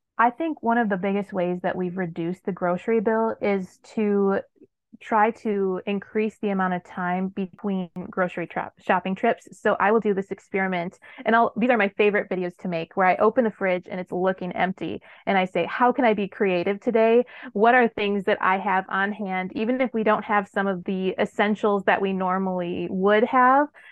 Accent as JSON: {"language": "English", "region": "Wisconsin", "country": "United States", "tie": "born or raised there", "moved": "as an adult", "said": "back in my home state of Wisconsin"}